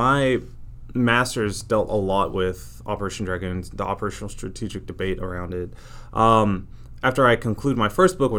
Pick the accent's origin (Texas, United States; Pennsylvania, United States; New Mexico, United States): Texas, United States; Fort Worth; moved away as an adult; also born or lived in Mississippi / North Carolina; I'm from Fort Worth, Texas, born and raised, you know, Texas forever.